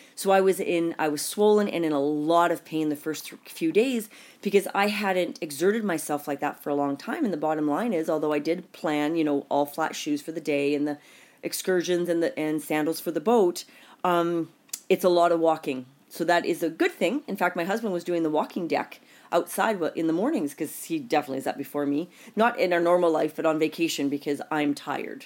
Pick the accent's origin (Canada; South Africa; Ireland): Canada; I'm Canadian